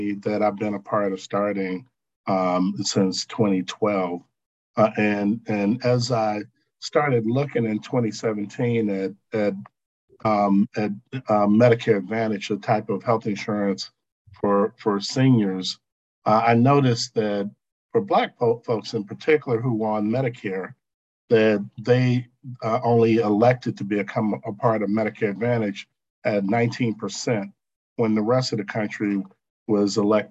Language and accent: English; Chicago, Illinois, United States; I'm from the South Side of Chicago